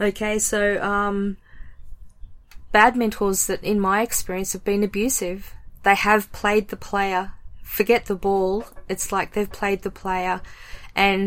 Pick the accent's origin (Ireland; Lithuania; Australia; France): Australia; being Australian